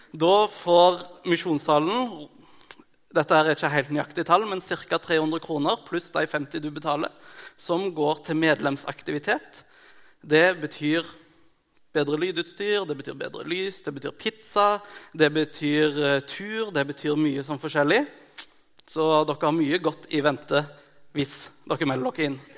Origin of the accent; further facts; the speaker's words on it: Mongolia; Eh, jeg er misjonærbarn fra Mongolia. Det er det til gjengjeld veldig mange som vet.